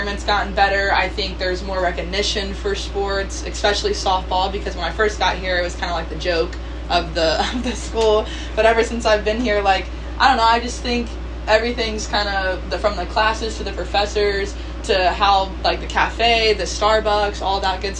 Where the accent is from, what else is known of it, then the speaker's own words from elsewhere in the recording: Lake Wales, Florida, United States; I grew up in Lake Wales and the schools are in Lake Wales